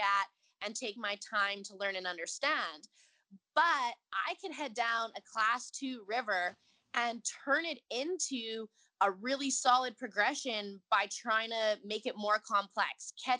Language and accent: English; Edmonton, Alberta, Canada; moved away as an adult; also born or lived in Nelson, British Columbia; now in Cochrane, Canada; I actually grew up in Edmonton, Alberta